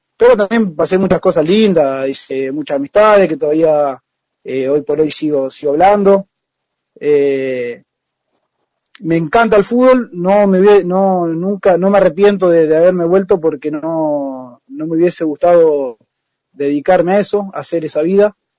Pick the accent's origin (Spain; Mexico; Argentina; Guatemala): Argentina; María Juana, Santa Fe; also born or lived in San Jorge / Sastre / Rosario; yo me vine a los tres años a vivir a María Juana. Yo, eh, toda mi familia es de San Jorge. Y empecé de chiquito en Atlético María Juana